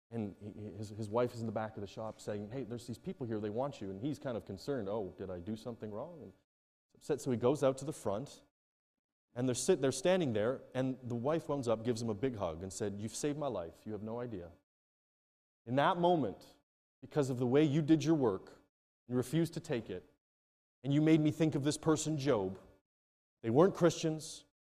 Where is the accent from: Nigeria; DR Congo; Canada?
Nigeria; Now, I come from Nigeria, where if they, you tell them and you come in a bit frantically